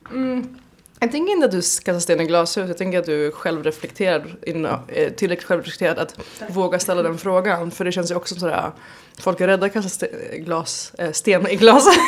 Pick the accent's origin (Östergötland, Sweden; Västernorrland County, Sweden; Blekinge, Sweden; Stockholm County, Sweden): Stockholm County, Sweden; Stockholm; moved away as an adult; now in Berlin, Germany; hemma i Stockholm